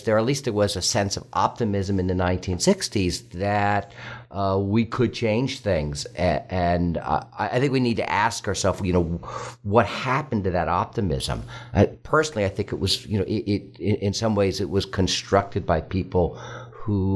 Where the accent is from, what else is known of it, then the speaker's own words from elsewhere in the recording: California, United States; moved away as an adult; also born or lived in New York City, United States; now in York, Pennsylvania, United States; I'm from California. I went to UC Berkeley